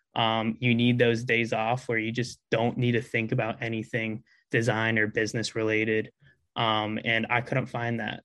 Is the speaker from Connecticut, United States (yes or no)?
yes; Connecticut, United States; also born or lived in Philadelphia area; now in Philadelphia, United States; I'm originally from Connecticut, but um right now in the Philadelphia area